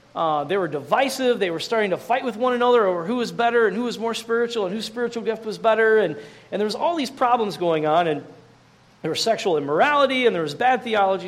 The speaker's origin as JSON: {"language": "English", "country": "United States", "said": "as good American Christians"}